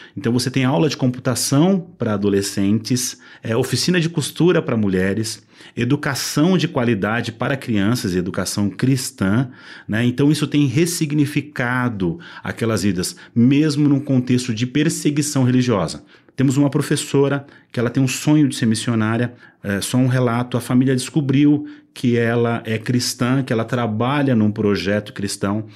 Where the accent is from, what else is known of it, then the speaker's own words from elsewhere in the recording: Brazil; eu, como brasileiro